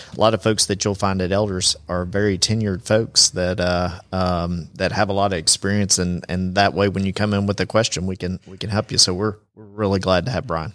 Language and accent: English; Chattanooga, Tennessee, United States; now in Rome, United States; I'm actually from Chattanooga